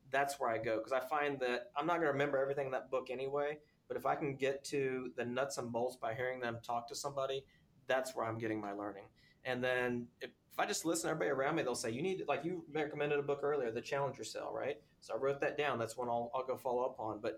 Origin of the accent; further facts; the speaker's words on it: Texas, United States; Well, look, I'm a Texan.